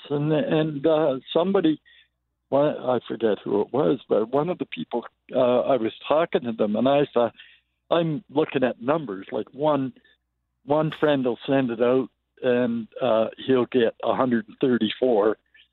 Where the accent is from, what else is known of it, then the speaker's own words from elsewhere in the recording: Toronto, Ontario, Canada; moved away as an adult; now in Calgary, Canada; I'm originally from Toronto. I grew up there.